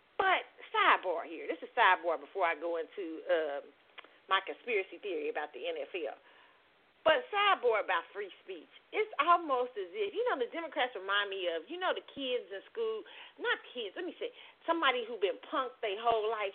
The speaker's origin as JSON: {"language": "English", "town": "Kansas City", "region": "Missouri", "country": "United States", "tie": "born or raised there"}